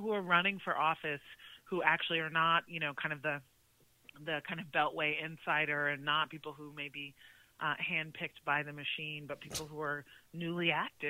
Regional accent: Chicago, Illinois, United States; I grew up in Chicago

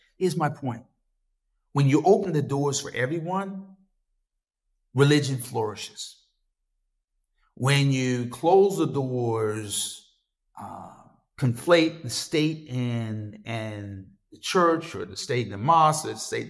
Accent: the South, United States; I grew up in the South, not too far from where I grew up.

